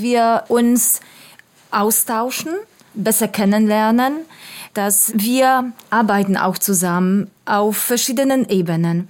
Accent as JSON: {"language": "German", "country": "Poland"}